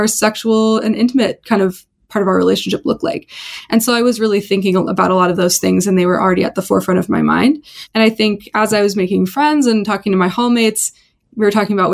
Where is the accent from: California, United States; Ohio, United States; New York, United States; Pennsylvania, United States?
California, United States; Bay Area; I was growing up in the Bay Area